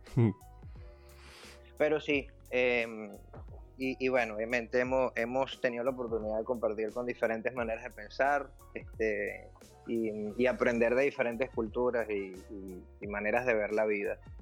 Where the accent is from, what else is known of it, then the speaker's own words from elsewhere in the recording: Venezuela; moved away as an adult; also born or lived in Ireland / Germany; now in Netherlands; cuando comenzamos el proceso de emigrar, cuando dejamos Venezuela